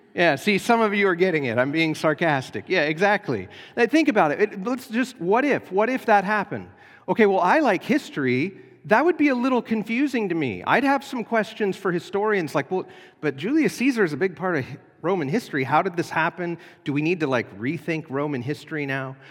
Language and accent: English; United States; as American Christians